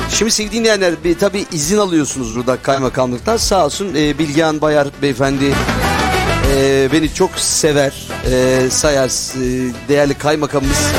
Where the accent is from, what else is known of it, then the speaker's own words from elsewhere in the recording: Tekirdağ, Turkey; Tekirdağlı olarak. Evet bizim oralar meşhur.